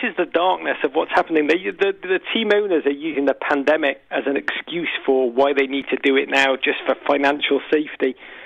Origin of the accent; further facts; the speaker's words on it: Liverpool, North West England, United Kingdom; I'm from Liverpool